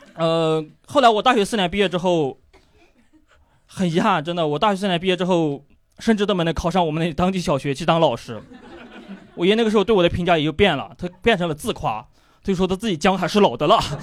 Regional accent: Yunnan, China; accent: Yunnan; moved away as an adult; now in Shanghai, China; 这 是非常正宗的云南口音。我来自云南一个叫做逮捕的小镇

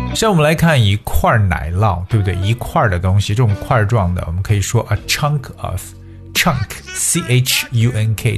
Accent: China; 让我们中国人学起来也足够头大

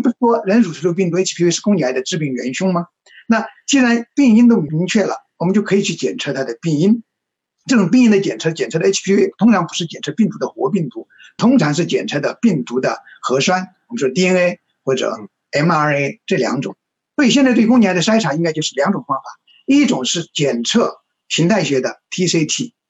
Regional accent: Chongqing, China; now in Beijing, China; 我是北京人，我，但是我是重，重庆人

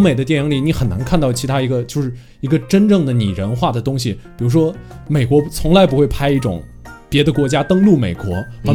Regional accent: China; 我本身作为一个中国人

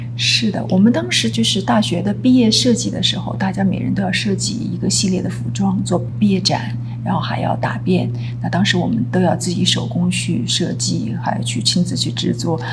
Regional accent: Suzhou, Jiangsu, China; moved away as an adult; also born or lived in Beijing / Italy; 苏州出生长大，大学毕业，中间嗯。也到北京，北方去读书过，但都是在考学的时候，比较少，大部分时间都在苏州

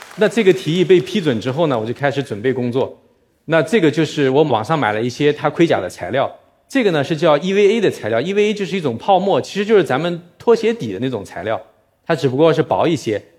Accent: Nanjing, Jiangsu, China; moved away as an adult; also born or lived in Shanghai; 我是一个南京人，我在上海工作生活过十七年

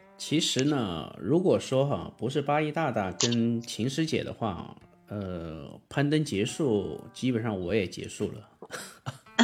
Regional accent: southern China, China; 我是一个南方人，我的平翘舌嗯。问题

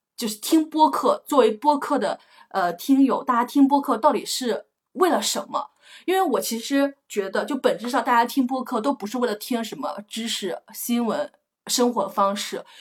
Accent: a village in northern Anhui, China; accent: northern Anhui (Wanbei) home dialect; moved away as an adult; also born or lived in Beijing; 我都根本都没，没怎么出过我们家那个村儿

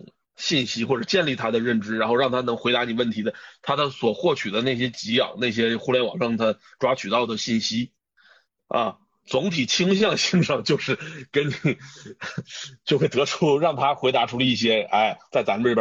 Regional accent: China; 但他依然有一种所谓叫，你看我们中国人的这个属于叫文化上的一些，你说叫做特点也好，也不不一定是纯粹的缺点啊，

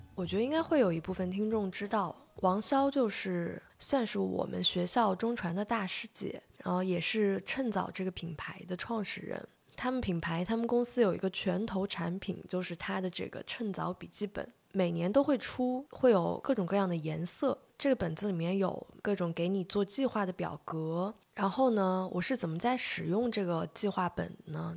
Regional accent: China; 我们中国人特别爱，有时候特别爱强调，比如说科班出身

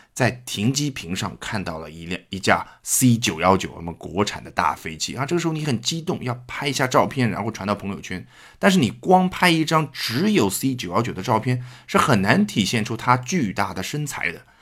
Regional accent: China; 这种表达还是我们中国人非常适应的

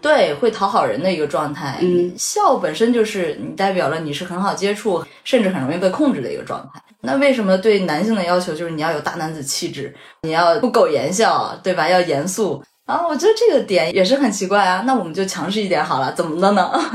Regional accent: Shandong, China; moved away; 我说我是山东人

